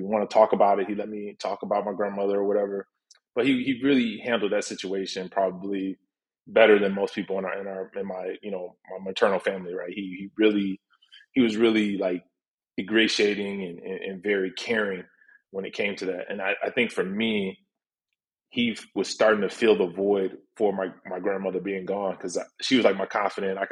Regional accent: Chicago, Illinois, United States; also born or lived in Detroit, Michigan; at about 9 or 10, we moved to Chicago

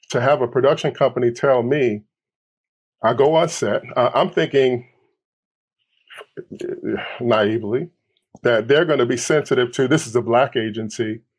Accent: Detroit, Michigan, United States; I'm from Detroit here in Los Angeles.

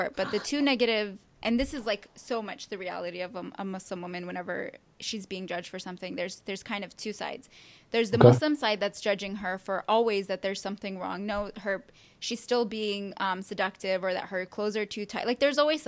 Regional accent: Yemen; I'm an Arab, I'm from Yemen

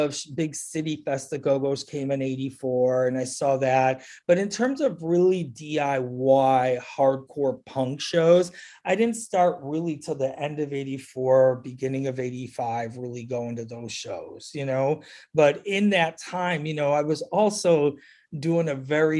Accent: Chicago, Illinois, United States; I grew up here. I mean, I've been here since I was 2 years old

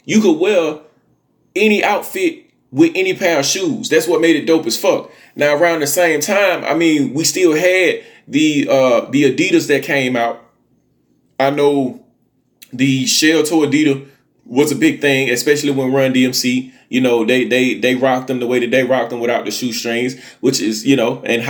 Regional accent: Montgomery, Alabama, United States; when I was a kid growing up in Montgomery, Alabama

